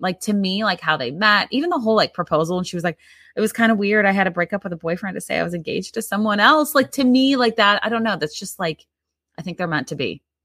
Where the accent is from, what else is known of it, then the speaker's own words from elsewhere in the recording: Midwest, United States; growing up in the Midwest